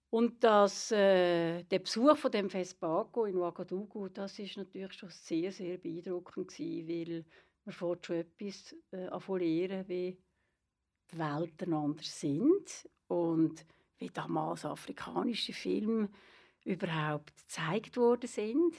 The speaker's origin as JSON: {"language": "German", "town": "Lenzburg", "region": "Aargau", "country": "Switzerland", "tie": "born or raised there", "also_born_or_lived": "Solothurn", "moved": "as an adult", "lives_now": "Zurich, Switzerland", "said": "ich bin eine Aargauerin. Ich bin eine Lenzburgerin und bin hier aufgewachsen und bin dann aber äh, kurz vor 20 äh, Richtung Zürich gezogen."}